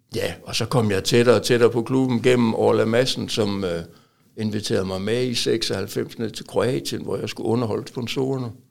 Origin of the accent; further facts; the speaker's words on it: Aalborg, North Denmark Region, Denmark; moved away; also born or lived in Silkeborg; indtil jeg flyttede fra Aalborg.